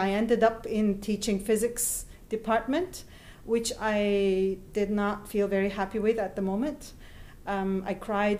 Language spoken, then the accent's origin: English; Turkey; moved away as an adult; now in Raha; I'm from Turkey. I was born and raised and lived in Turkey until I was 35.